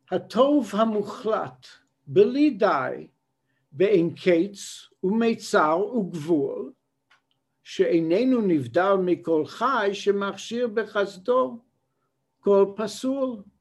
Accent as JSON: {"language": "English", "country": "Israel", "tie": "born there", "said": "I was born in Israel, and I was so glad every time I returned here."}